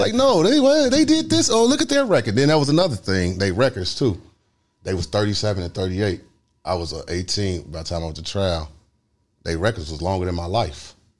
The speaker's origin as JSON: {"language": "English", "town": "Chicago", "region": "Illinois", "country": "United States", "said": "I'm from the South Side."}